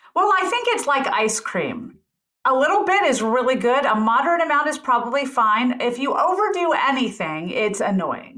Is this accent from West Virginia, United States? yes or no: no; Memphis, Tennessee, United States; accent: Southern; I grew up in Memphis, Tennessee